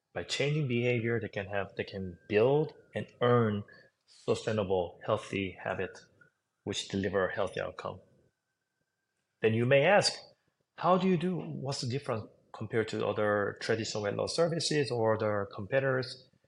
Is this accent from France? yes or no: no; South Korea; English is a second language; moved away as an adult; also born or lived in New York; now in United States; I was raised in South Korea